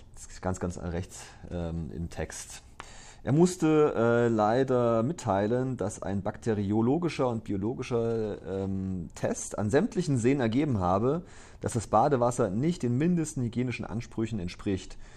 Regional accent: Gera, Thuringia, Germany; now in Aalen, Germany; Ich bin ja groß geworden in Ostthüringen

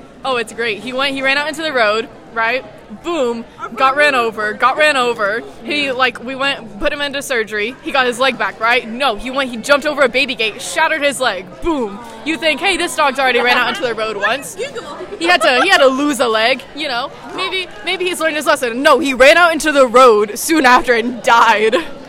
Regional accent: Canada; I'm Canadian.

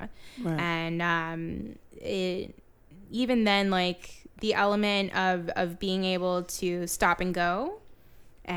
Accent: Fort Lauderdale, Florida, United States; also born or lived in Orlando; I'm born and raised in the 954, Fort Lauderdale, Miami area.

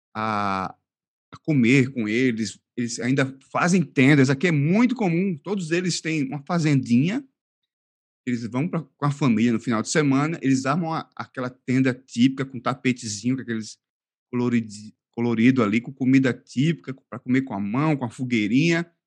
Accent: Northeast Region, Brazil; accent: Nordestino; now in Al Ain, United Arab Emirates; eu ser do Nordeste, como vocês devem ter percebido, meu sotaque, é, é de uma região quente

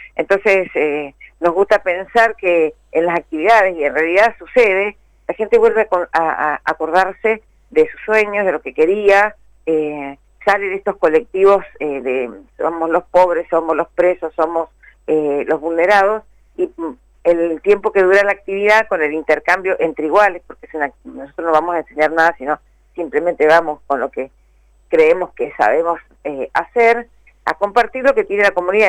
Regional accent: Mendoza, Argentina; moved away as an adult; now in Buenos Aires, Argentina; yo soy mendocina. Ah, vivo en Buenos Aires, hace, más de 30 años que vivo en Buenos Aires

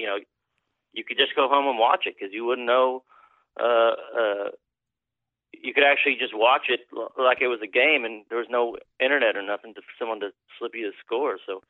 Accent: Kentucky, United States; My daddy's from around St. Louis. I grew up in Kentucky.

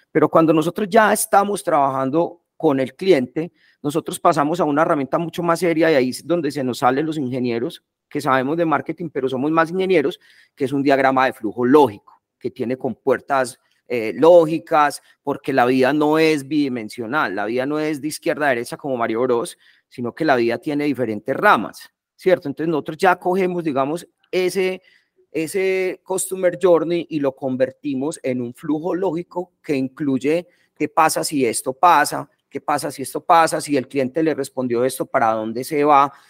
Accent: Medellín, Antioquia, Colombia; also born or lived in England; soy de acá de Medellín, vi toda la vida pues en Medellín

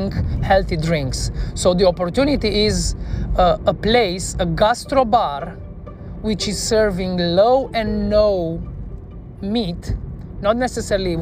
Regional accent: Cluj-Napoca, Cluj County, Romania; also born or lived in Bucharest; from Cluj, from my hometown

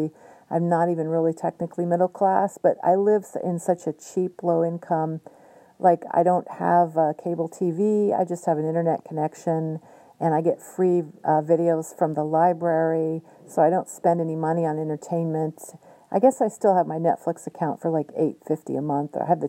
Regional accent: Whidbey Island, Washington, United States; also born or lived in San Diego; And when I was 9, we moved from San Diego to Whidbey Island. And I really missed my grandparents and my dad.

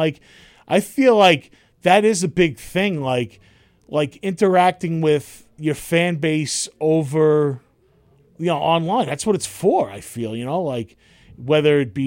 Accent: Bellmore, New York, United States; I'm from Belmore

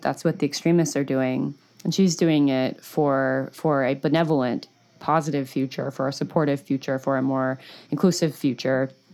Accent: United States; as an American

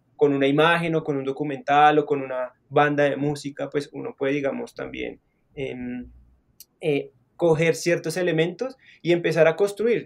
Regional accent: Bogotá, Colombia; now in Zipaquirá, Colombia; soy de Bogotá, nací en Bogotá, y pues digamos, em, siempre me he movido como en, o crecí, digamos, en, la parte sur de la ciudad

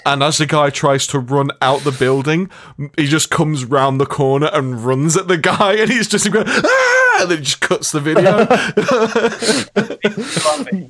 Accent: Nottingham, East Midlands, United Kingdom; my hometown, uh, at one point. They came to Nottingham

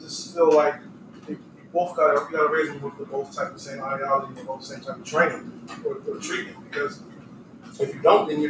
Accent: Philadelphia, Pennsylvania, United States; moved away; I'm from West Philly.

